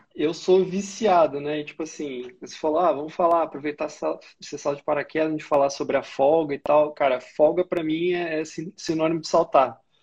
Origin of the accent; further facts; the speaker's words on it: Valença, Rio de Janeiro, Brazil; moved away as an adult; also born or lived in Juiz de Fora / Macaé / Resende; now in Rio de Janeiro, Brazil; Nasci em Juiz de Fora, o pessoal fala que Juiz de Fora é, sei lá, quintal do Rio. É, cresci no interior do Rio, cidade chama Valença